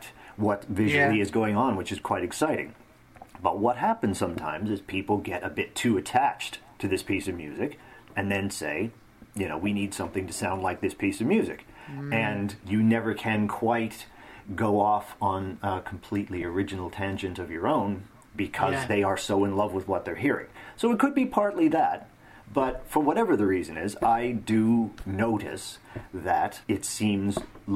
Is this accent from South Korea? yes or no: no; Northern Canada, Canada; my hometown in northern Canada